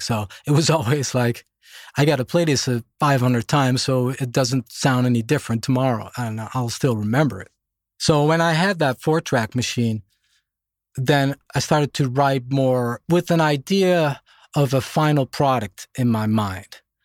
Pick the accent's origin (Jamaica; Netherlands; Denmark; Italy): Netherlands; moved away as an adult; also born or lived in Germany / Boston, United States; now in Stockholm, Sweden; when I was a baby, we moved back to Holland, where I grew up.